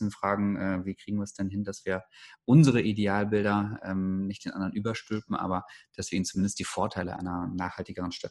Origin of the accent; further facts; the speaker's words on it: Germany; man ist als Deutscher ja immer so ein bisschen ähm, angetriggert